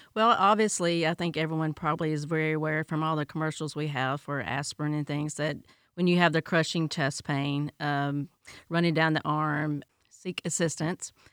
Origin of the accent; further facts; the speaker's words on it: Tennessee, United States; now in Polk County; I'm from Tennessee